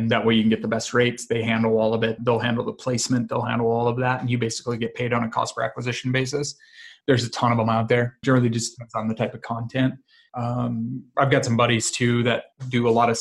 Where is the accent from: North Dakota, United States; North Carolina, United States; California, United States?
North Dakota, United States; rural; I grew up in actually rural North Dakota, of all places. Very small farming, ranching community of about 400 people.